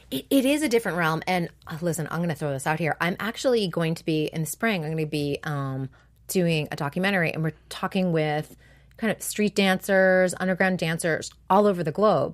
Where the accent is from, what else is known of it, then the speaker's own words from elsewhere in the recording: New England, United States; now in California, United States; I'm from New England.